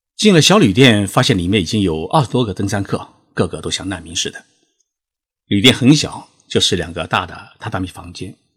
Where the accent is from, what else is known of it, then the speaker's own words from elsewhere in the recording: China; 他们得知我是中国人